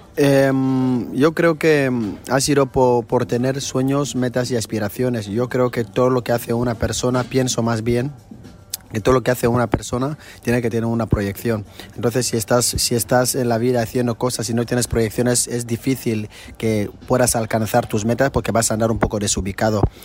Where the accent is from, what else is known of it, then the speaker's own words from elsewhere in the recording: Equatorial Guinea; Somos el único país de África de habla hispana